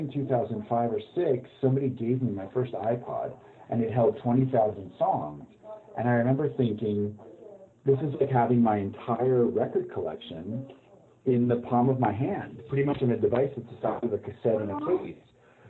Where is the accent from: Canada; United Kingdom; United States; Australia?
United States; New Jersey; now in New York, United States; Well, I live in New York. I grew up in Jersey, graduated high school in 1986